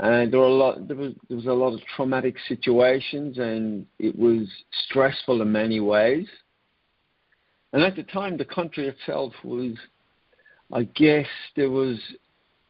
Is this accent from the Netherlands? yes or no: no; Ireland; I grew up in Ireland